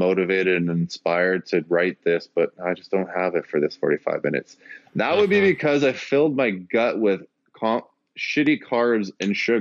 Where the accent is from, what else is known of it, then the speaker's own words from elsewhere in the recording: Canada; I'm a Canadian